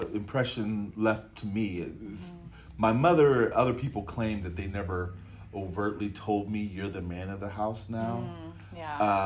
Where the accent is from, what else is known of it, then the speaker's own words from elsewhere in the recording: Pittsburgh, Pennsylvania, United States; also born or lived in Erie, Pennsylvania; I grew up in Pittsburgh.